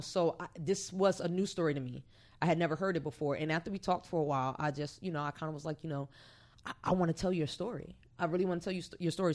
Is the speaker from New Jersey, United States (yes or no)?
yes; Orange, New Jersey, United States; moved away as an adult; now in Hampton Roads, United States; I'm originally from Orange, New Jersey. I've been out here since 2010, so going on nine years